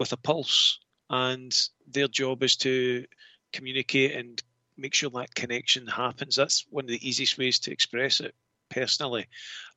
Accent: Scotland, United Kingdom; I'm Scottish.

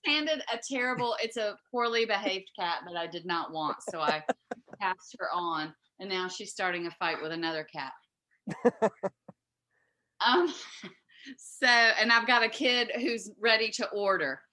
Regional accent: Southeast Texas, United States; now in Virginia, United States; I don't come from Virginia, so I'm from Southeast Texas.

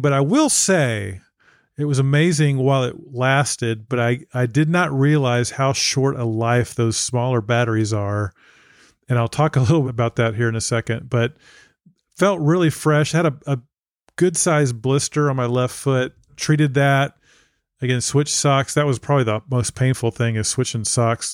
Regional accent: Texas, United States; I'm from Texas

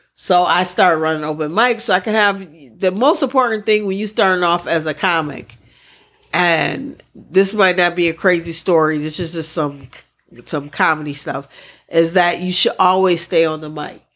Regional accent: Midwest, United States; I'm from the Midwest

